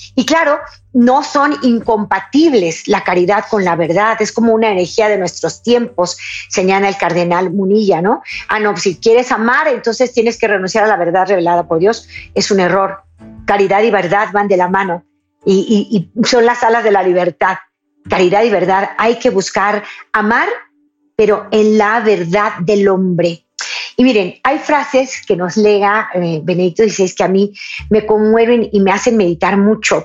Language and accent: Spanish; Mexico